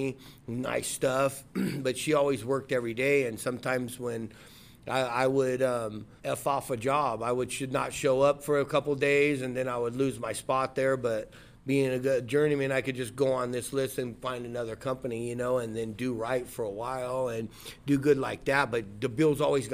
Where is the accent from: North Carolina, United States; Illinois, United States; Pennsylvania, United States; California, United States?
California, United States; Rubidoux; I'm from Rubidoux. I went to Rubidoux High School, Mission Junior High.